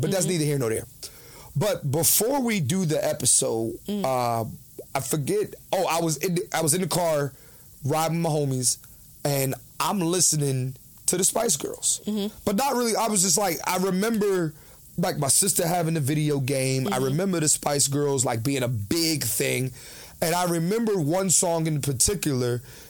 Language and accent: English; Philadelphia, Pennsylvania, United States; born or raised there